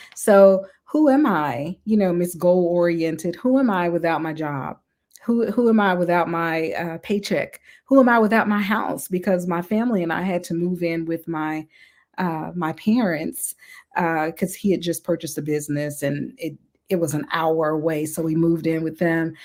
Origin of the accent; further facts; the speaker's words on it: Mississippi, United States; I'm from the South, I'm from Mississippi, so I was raised